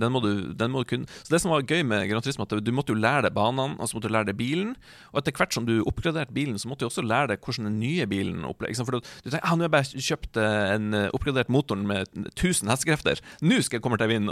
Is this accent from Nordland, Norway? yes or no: yes; Hamarøy, Nordland, Norway; hjemme på Hamarøy